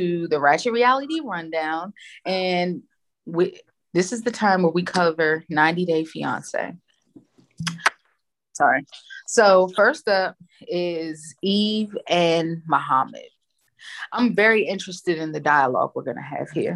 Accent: United States; as an American

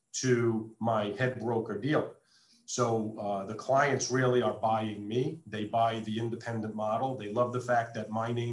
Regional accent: East Coast, United States; moved away as an adult; now in Las Vegas, United States; I grew up on the East Coast, moved out west in 1996

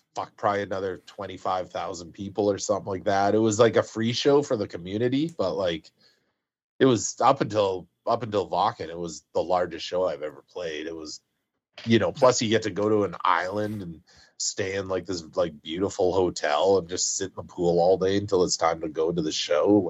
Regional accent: 100 Mile House, British Columbia, Canada; moved away; growing up in Hundred Mile House

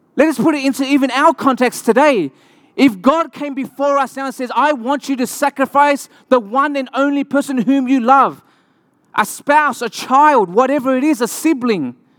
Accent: Australia; accent: Australian; moved away

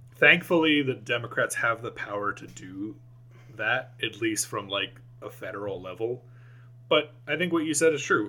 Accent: United States

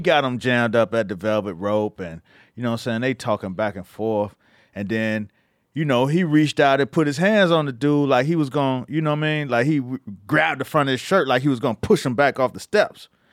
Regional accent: Miami, Florida, United States; moved away; because I was from Miami, I was fresh out of Miami.

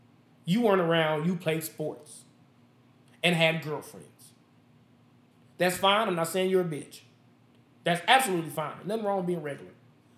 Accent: Las Vegas, Nevada, United States; I'm born and raised in Las Vegas. I've never lived anywhere else.

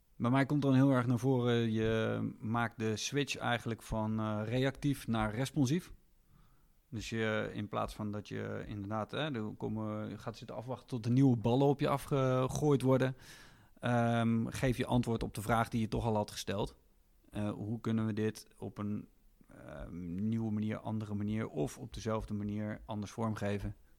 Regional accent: Netherlands; wij hier als Nederlanders

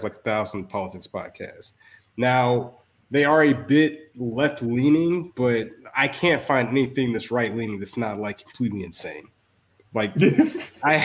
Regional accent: Augusta, Georgia, United States; moved away; also born or lived in Florida; I'm from Georgia and I lived in Florida.

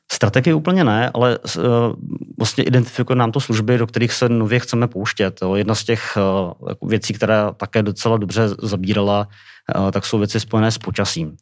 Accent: Czechia; jako Češi, asi nejenom jako Češi

